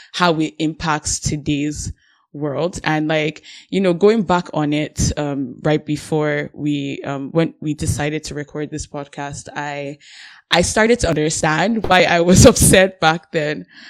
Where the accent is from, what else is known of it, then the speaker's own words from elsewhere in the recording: Nigeria; now in Canada; I'm Nigerian